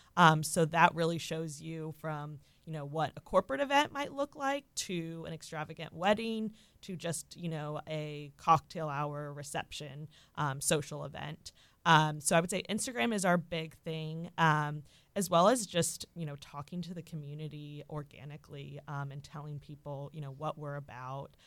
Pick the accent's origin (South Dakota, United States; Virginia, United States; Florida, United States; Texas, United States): Florida, United States; Orlando; also born or lived in Mississippi; I was born and raised here in Orlando